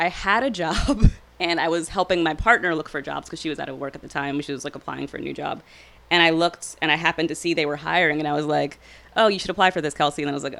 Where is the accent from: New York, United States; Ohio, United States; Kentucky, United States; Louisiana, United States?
Louisiana, United States; New Orleans; I grew up in Gentilly, actually, not far down the road.